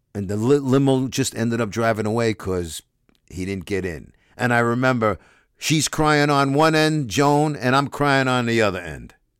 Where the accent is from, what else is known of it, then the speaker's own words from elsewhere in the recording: Brooklyn, New York, United States; I'm a kid growing up in Brooklyn